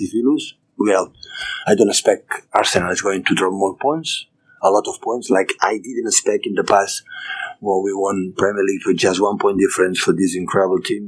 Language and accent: English; Barcelona, Catalonia, Spain; English is a second language; moved away; my hometown, my country, Catalonia, Barcelona